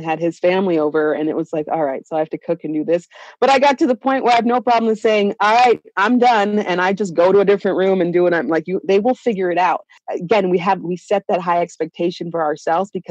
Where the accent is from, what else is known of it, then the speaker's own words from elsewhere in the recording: Kingston, Jamaica; now in Denver, United States; growing up in Jamaica